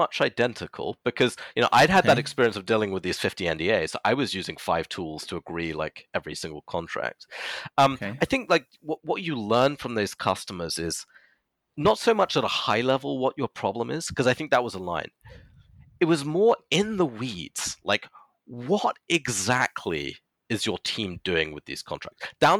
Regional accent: United Kingdom; so he's from Latvia, and you know, I'm British national, we worked actually remotely for a long time.

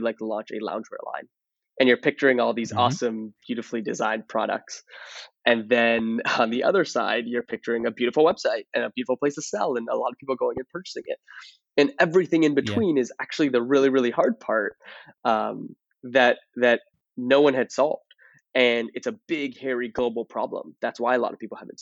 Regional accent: Toronto, Ontario, Canada; now in San Francisco, United States; I'm originally from Toronto.

